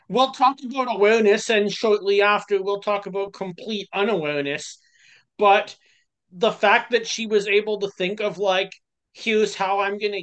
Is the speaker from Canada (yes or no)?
yes; Canada; As a Canadian